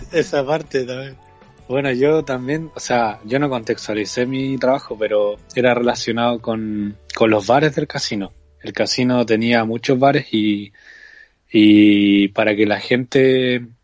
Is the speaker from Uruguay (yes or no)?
no; Concepción, Biobío, Chile; tengo 27 años de edad y soy de Concepción, Chile